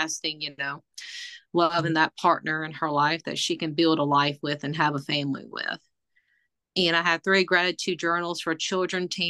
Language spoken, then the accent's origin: English; McCormick, South Carolina, United States; moved away as an adult; also born or lived in Roanoke, Virginia; now in Tazewell, United States; I am originally from McCormick, South Carolina, and I moved to Roanoke, Virginia to pursue my career in the healthcare industry.